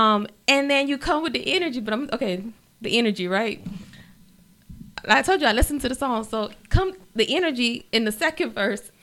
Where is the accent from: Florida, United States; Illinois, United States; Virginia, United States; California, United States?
Florida, United States; Miami-Dade; also born or lived in Honduras; Raised in uh-huh. Miami Dade.